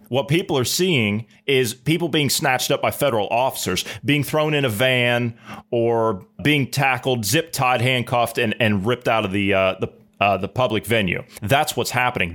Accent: United States; moved away; I'm, I'm an American. I'm a hundred percent red-blooded American, tried and true. That's my home. Even though I don't live there at the moment

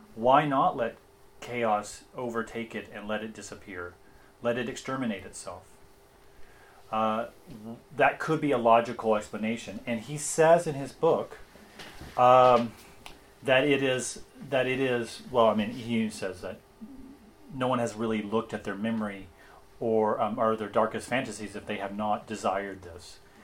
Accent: Tennessee, United States; accent: Tennessee; my Tennessee accent

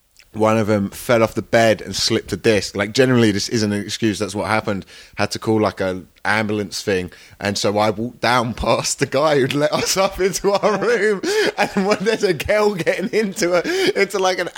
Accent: Croydon, London, United Kingdom; I mentioned I was from Croydon

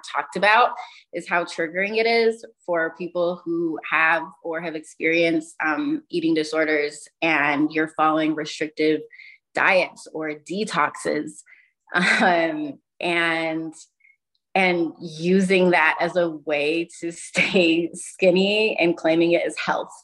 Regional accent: Utah, United States; I'm from Utah. It's mostly Mormon culture

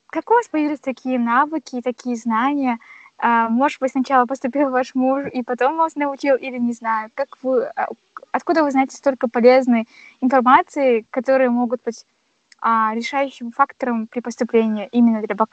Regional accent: Kazakhstan; ну это мы же казахи до конца

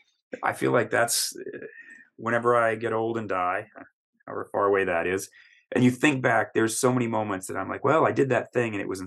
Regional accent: Texas, United States; I'm some guy from Texas

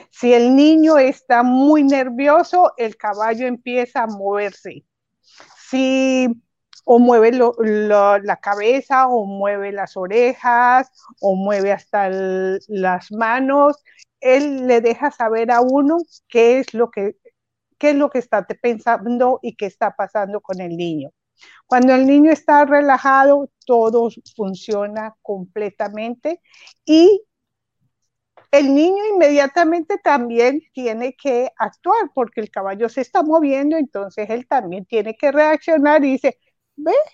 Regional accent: Antioquia, Colombia; Ah, yo soy colombiana, soy de, Antioquia.

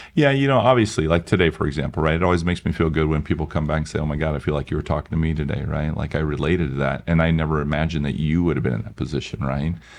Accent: Iowa, United States; moved away as an adult; also born or lived in Milwaukee; I was from Iowa

